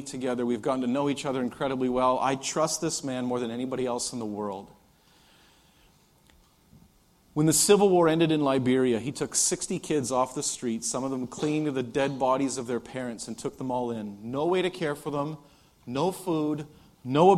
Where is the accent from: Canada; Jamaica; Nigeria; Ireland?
Canada; I'm Canadian